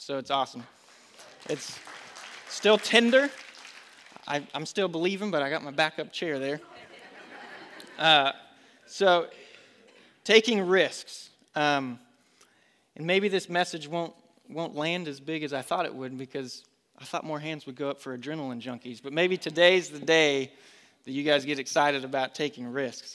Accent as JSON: {"language": "English", "region": "Colorado", "country": "United States", "tie": "born or raised there", "also_born_or_lived": "North Carolina", "moved": "as an adult", "lives_now": "Concord, United States", "said": "I grew up with it in Colorado. My dad would take me to Colorado National Speedway"}